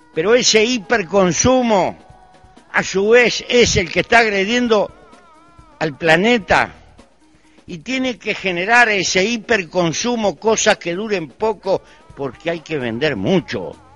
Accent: Uruguay; Pertenezco a un pequeño país muy bien dotado de recursos naturales para vivir. En mi país hay 3 millones de habitantes

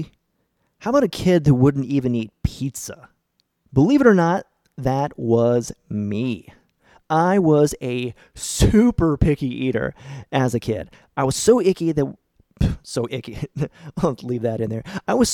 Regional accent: St. Marys, Ohio, United States; my hometown of St. Mary's, Ohio

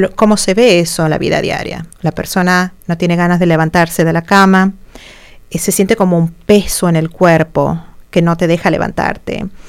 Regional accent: Argentina; moved away as an adult; also born or lived in Santiago, Chile / Champaign-Urbana, Illinois; now in United States; en mi país natal, en Argentina

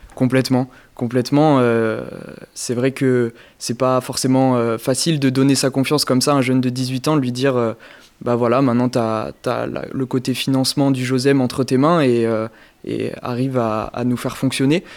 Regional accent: Périgueux, Nouvelle-Aquitaine, France; je viens de Périgueux, dans le département de la Dordogne

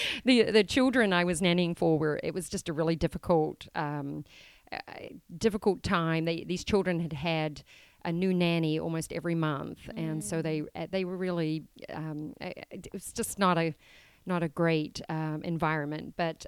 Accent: Auckland, New Zealand; Well, I was born and raised in New Zealand. I'm from the largest city, Auckland. Grew up as the oldest girl of six children, three boys, three girls, single mom, and had a great childhood in New Zealand

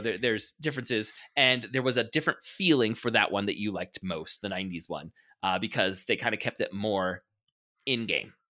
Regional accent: United States

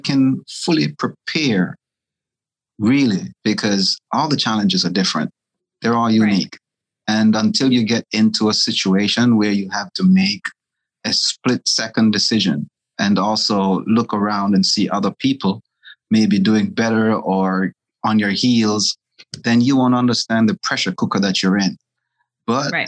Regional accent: Jamaica; my grandmother had cattle when I was growing up in Jamaica

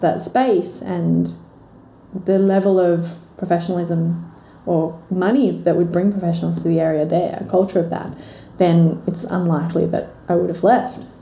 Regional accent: Milton, New South Wales, Australia; I grew up in Milton down okay. the south coast, so slightly bigger than Braidwood.

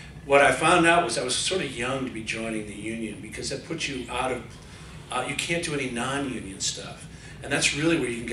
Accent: Connecticut, United States; moved away as an adult; also born or lived in Philadelphia, Pennsylvania / London, United Kingdom; I grew up in Connecticut, had a great, you know, doing the musicals in high school

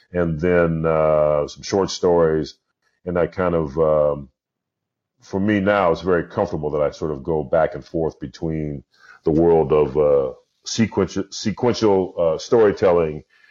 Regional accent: Los Angeles, California, United States; I grew up in South Central

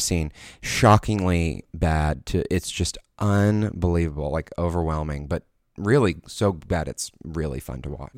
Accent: New York, United States; my hometown of Manhattan, of New York

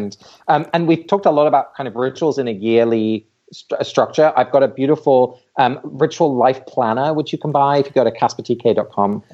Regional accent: England, United Kingdom; moved away; I have Dutch parents, so I grew up in England, but I don't have English heritage

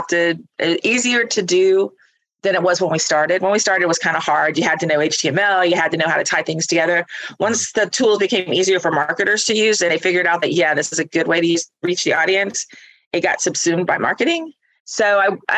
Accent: Northwest Florida, United States; I am from Northwest Florida

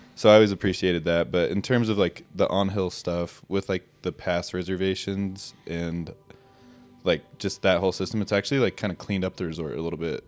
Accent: Jackson, Wyoming, United States; also born or lived in Driggs, Idaho; I grew up here in Jackson Hole, Wyoming. Uh, born and raised

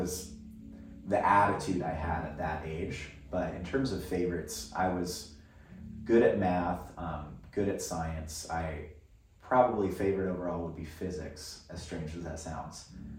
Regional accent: Philippines; now in United States; one thing that's unique about growing up in the Philippines, or the fact that my parents chose to live in the Philippines, is that both of them were raised overseas.

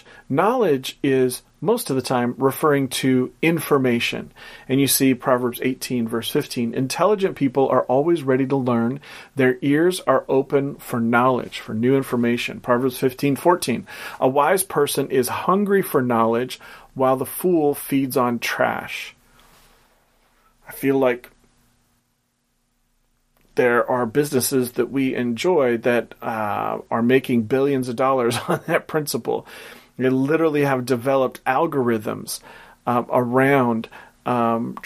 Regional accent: Portland, Oregon, United States; which is a company from my hometown, Portland, Oregon

